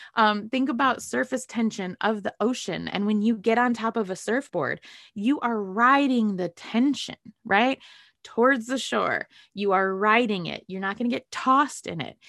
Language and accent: English; Great Lakes, United States; moved away; also born or lived in San Diego; I'm from the Great Lakes